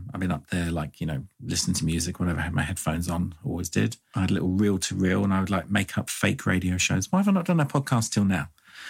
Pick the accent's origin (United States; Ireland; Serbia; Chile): Ireland; I mean, I grew up in Ireland for a bit of it, and I actually did have a house toilet in like the 80s.